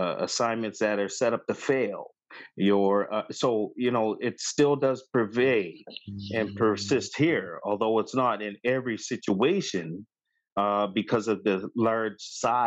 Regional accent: Halifax, Nova Scotia, Canada; now in Toronto, Canada; growing up in Halifax

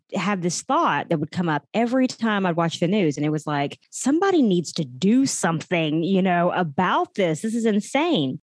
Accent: Oklahoma, United States; also born or lived in Texas; we're originally from Oklahoma. We were Texans for about 12 years

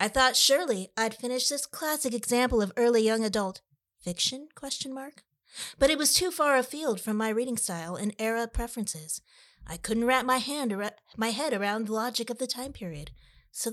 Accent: Michigan, United States; Because I was born in Michigan, grew up there, and went to college there. I have family in cherry country, too.

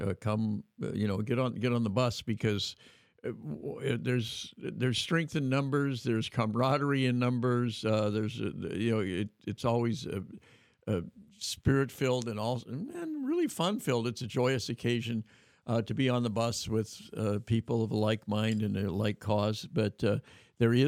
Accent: Northern California, United States; growing up in Northern California

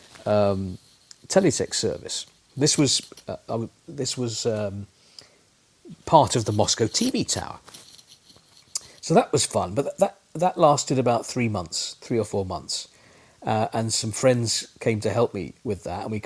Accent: London, United Kingdom; moved away; also born or lived in Leeds; I'm from North London

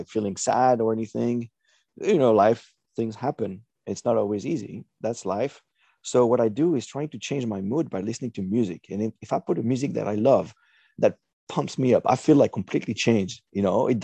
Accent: France; first language French; English is a second language; moved away; I was born in France, and I didn't travel very much outside of my country until I was maybe 18.

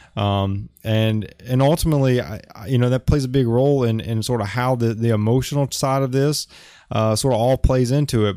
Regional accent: Alabama, United States; moved away as an adult; now in Oahu, Hawaii, United States; I'm from Alabama, but I, I live in Hawaii

